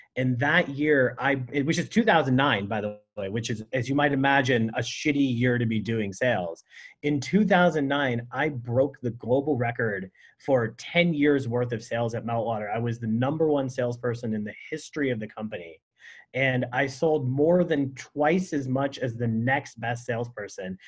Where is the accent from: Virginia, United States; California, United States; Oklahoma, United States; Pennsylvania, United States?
California, United States; San Francisco; also born or lived in Burlingame; I grew up in San Francisco and then in Burlingame.